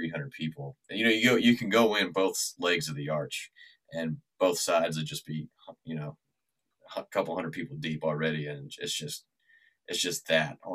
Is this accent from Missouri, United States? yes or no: yes; St. Louis, Missouri, United States; moved away; I'm from St. Louis